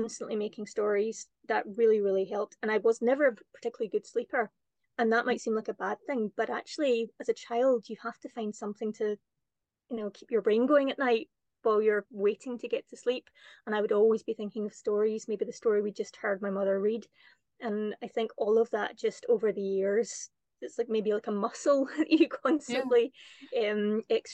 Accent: Kirkintilloch, Scotland, United Kingdom; moved away as an adult; also born or lived in Cameroon / Malawi / China; where I grew up in Kirkintilloch

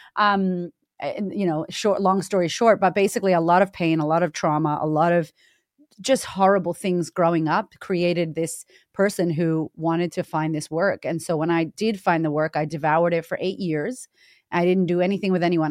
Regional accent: Boston, Massachusetts, United States; moved away as an adult; I grew up in Boston, Massachusetts, in America

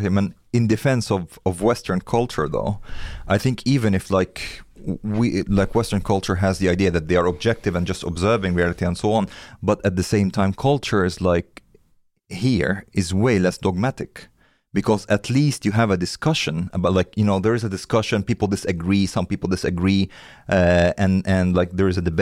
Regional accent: India; born or raised there; moved away

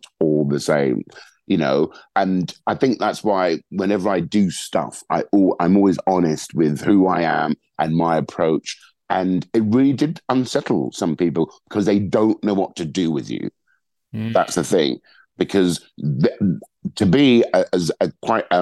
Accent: London, United Kingdom; a Black man who's born and raised in London

